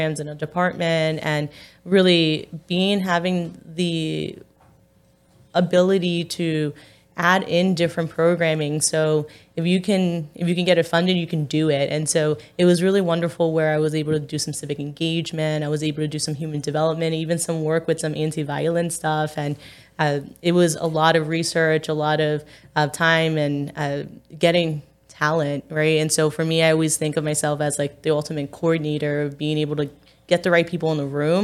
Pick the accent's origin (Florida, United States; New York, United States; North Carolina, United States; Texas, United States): New York, United States; New York City; now in Staten Island, United States; I'm from Park Slope